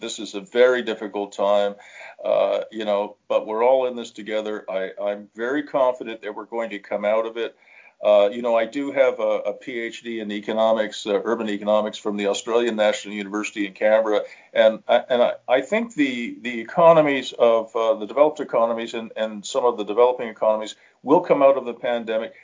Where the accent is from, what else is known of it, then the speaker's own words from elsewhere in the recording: Canada; also born or lived in Ottawa; we also have a very different culture. We're more European than we are American